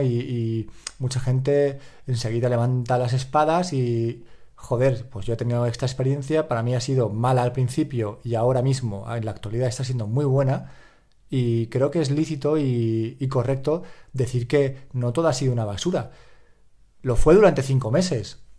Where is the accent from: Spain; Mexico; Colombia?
Spain; Valencia, Valencian Community; soy de Valencia, hablo valenciano